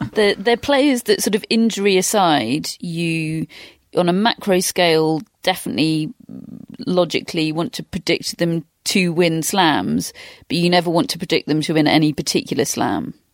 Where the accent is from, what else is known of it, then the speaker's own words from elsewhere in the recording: United Kingdom; a British tennis fan